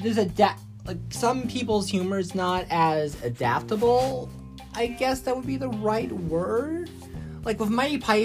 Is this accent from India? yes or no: no; United States; I'm an American